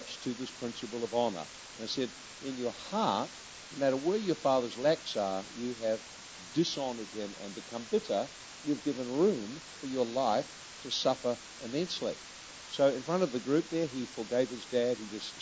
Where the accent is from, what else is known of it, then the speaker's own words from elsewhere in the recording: New Zealand; we come from New Zealand.